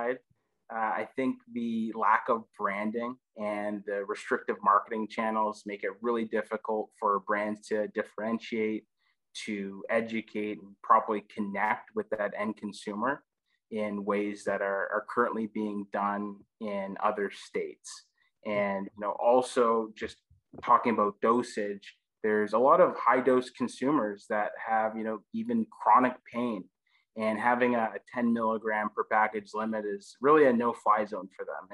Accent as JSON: {"language": "English", "country": "Canada", "said": "being the Canadian on the team"}